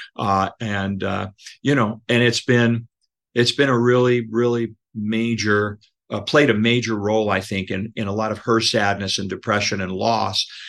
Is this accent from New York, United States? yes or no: yes; Buffalo, New York, United States; also born or lived in Tonawanda, New York / Williamsville, New York; now in Los Angeles, United States; I'm from Buffalo. And I grew up in Buffalo